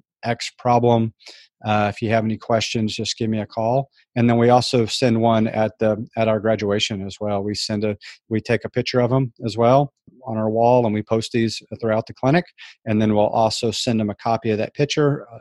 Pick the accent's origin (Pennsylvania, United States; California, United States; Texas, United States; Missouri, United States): Texas, United States; San Antonio; I grew up in San Antonio, Texas